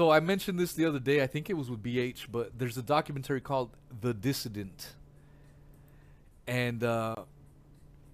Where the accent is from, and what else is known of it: United States